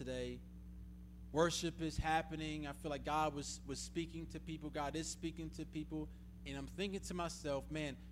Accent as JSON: {"language": "English", "town": "Atlanta", "region": "Georgia", "country": "United States", "tie": "born or raised there", "also_born_or_lived": "Tulsa, Oklahoma", "moved": "as an adult", "lives_now": "Russellville, Kentucky, United States", "said": "I grew up in Atlanta."}